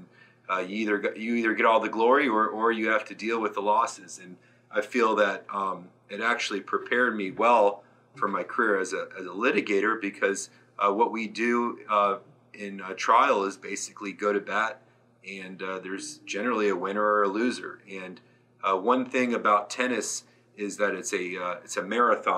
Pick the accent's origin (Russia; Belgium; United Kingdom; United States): United States; Gainesville, Florida; I was born and raised in Gainesville, Florida